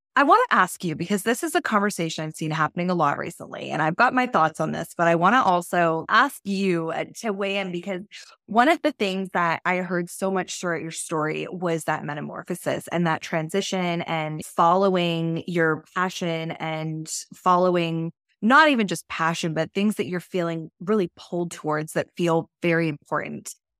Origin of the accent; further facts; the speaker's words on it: Canada; I'm Canadian